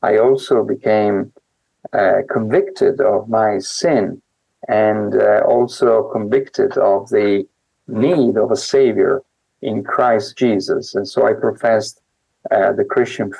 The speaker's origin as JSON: {"language": "English", "town": "Mantua", "region": "Lombardy", "country": "Italy", "tie": "born or raised there", "moved": "yes", "said": "I was born in Mantova, a very interesting little town"}